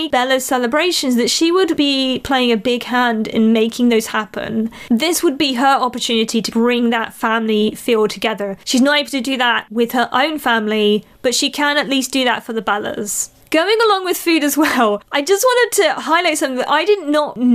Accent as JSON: {"language": "English", "country": "United Kingdom", "also_born_or_lived": "Malaysia", "said": "being from a country where rugby's pretty big here in the UK as well"}